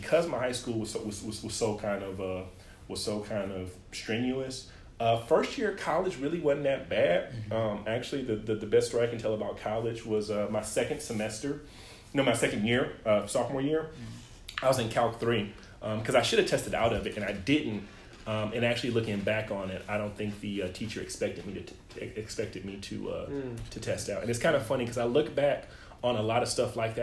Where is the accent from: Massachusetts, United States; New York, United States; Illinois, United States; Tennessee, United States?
Illinois, United States; East St. Louis; I grew up in East St. Louis, Illinois, a single parent, but I have my grandparents